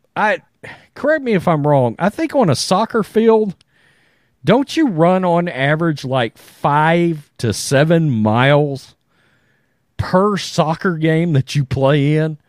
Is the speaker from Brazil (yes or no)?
no; Crystal City, Texas, United States; I was born in Crystal City, Texas, which is, was literally, it's just over the border from Mexico